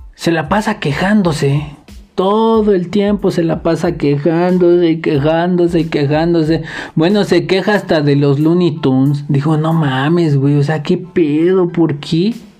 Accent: Mexico; los mexicanos dejamos mensajes encriptados

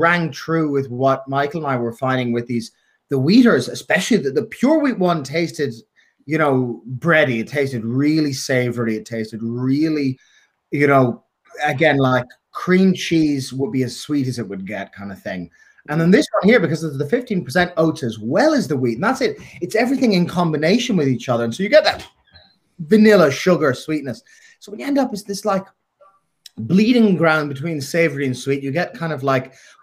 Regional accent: Dublin, Leinster, Ireland; I'm from North Dublin

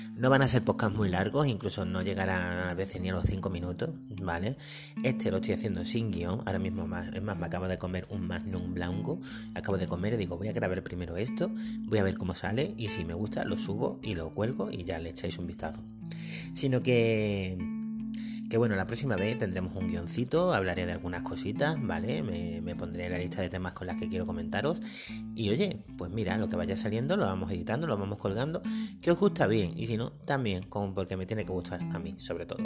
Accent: Ceuta, Spain; soy de Ceuta, una ciudad muy española

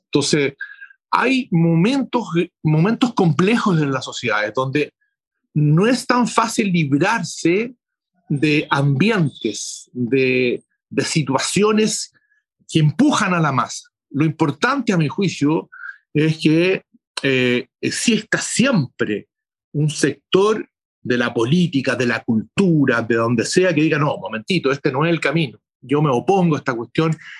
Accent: Chile; somos convocados los chilenos, las chilenas

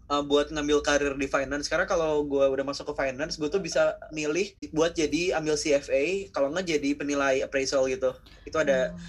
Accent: Bandung, West Java, Indonesia; now in Jakarta, Indonesia; asal dari Bandung kan

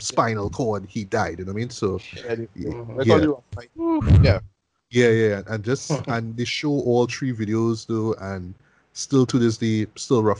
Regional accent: Trinidad & Tobago; me being a Trinidadian

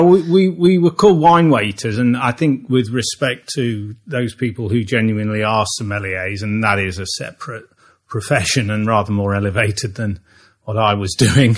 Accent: Long Eaton, East Midlands, United Kingdom; a town called Long Eaton in the uh, East Midlands of the UK

